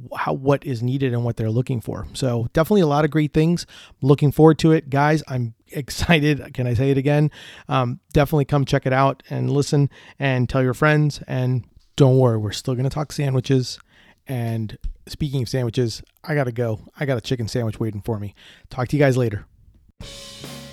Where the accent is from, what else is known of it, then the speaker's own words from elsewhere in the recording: Orlando, Florida, United States; I'm from Orlando, Florida, and I own Deli Fresh Threads.